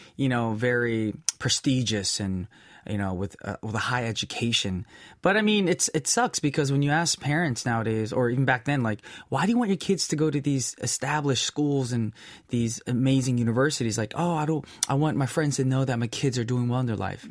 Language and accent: English; United States; being Korean American